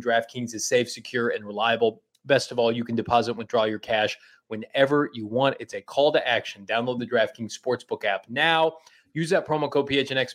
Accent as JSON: {"language": "English", "region": "Midwest", "country": "United States", "tie": "born or raised there", "said": "I grew up in the Midwest"}